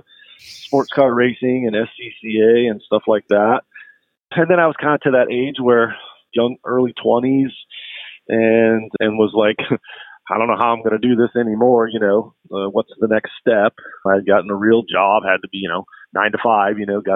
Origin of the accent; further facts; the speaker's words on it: St. Louis, Missouri, United States; I grew up in the Midwest from St. Louis originally